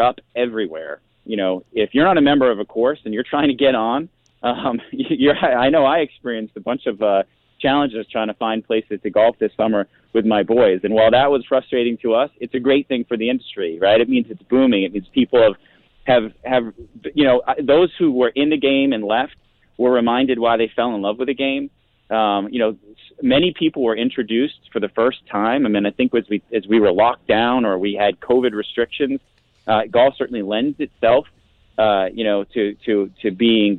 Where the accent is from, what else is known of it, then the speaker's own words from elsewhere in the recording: Massachusetts, United States; moved away; I'm from Massachusetts.